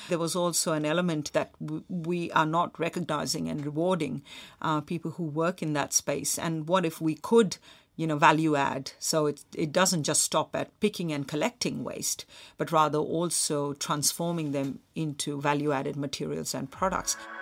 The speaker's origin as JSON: {"language": "English", "town": "Mumbai", "region": "Maharashtra", "country": "India", "tie": "born or raised there", "also_born_or_lived": "Australia", "moved": "yes", "said": "when I was a kid growing up in Mumbai"}